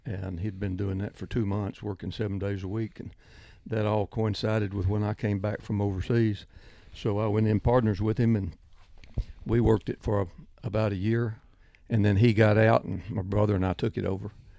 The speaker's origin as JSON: {"language": "English", "town": "Cleburne", "region": "Texas", "country": "United States", "tie": "born or raised there", "also_born_or_lived": "Scotland", "said": "I'm born and raised in Cleburne, Texas"}